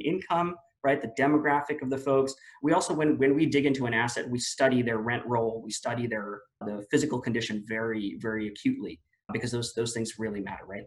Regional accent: Philippines; moved away as an adult; also born or lived in Washington, D.C., United States; now in Austin, United States; me being born and raised in the Philippines

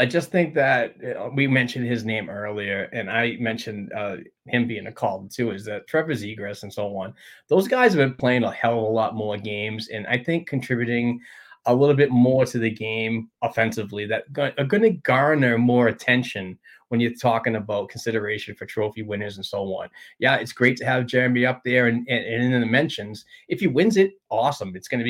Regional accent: Sweden; You're from Alaska, I'm from Sweden, but somehow we're family.

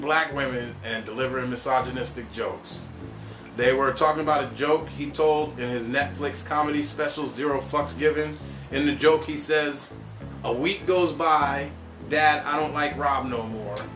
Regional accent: East Coast, United States; moved away; I'm from the East Coast

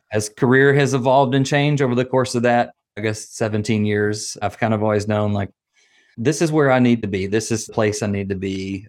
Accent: Nashville, Tennessee, United States; accent: Southern; moved away as an adult; now in Atlanta, United States; I'm from Nashville

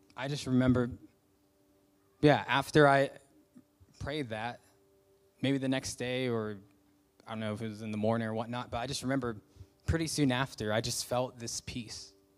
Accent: United States; moved away; I'm a Christian, I'm from America

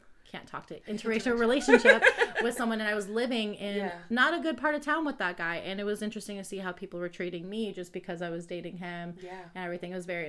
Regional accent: Cleveland, Ohio, United States; now in Columbus, United States; I grew up in Cleveland.

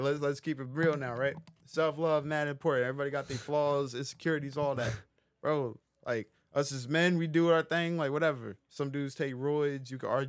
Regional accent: New Jersey, United States; I'm from North Jersey.

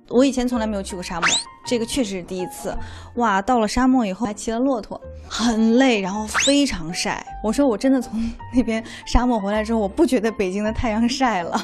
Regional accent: Xi'an, Shaanxi, China; 我西安人嘛，陕西人，我喜欢吃粉蒸肉

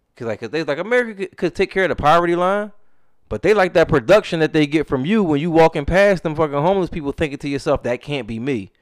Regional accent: United States; as an American

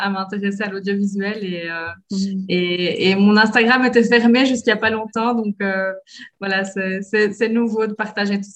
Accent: Belgium; now in Brazil; je dis que je suis belge

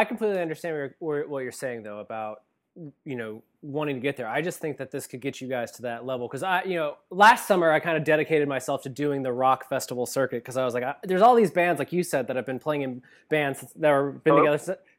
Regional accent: Ohio, United States; we're both from Ohio, from the Midwest, and we understand what it's like where we come from

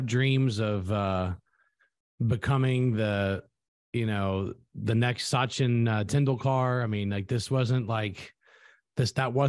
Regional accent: Louisiana, United States; my home state of Louisiana.

